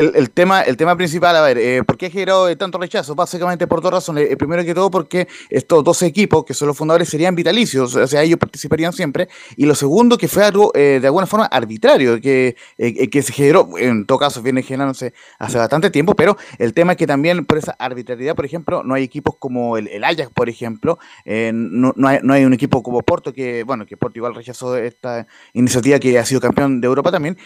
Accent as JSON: {"language": "Spanish", "country": "Chile"}